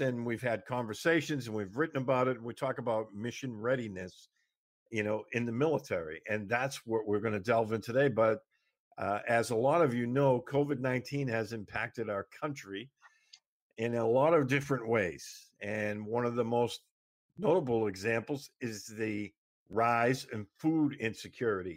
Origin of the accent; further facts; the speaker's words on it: Massachusetts, United States; my home state of Massachusetts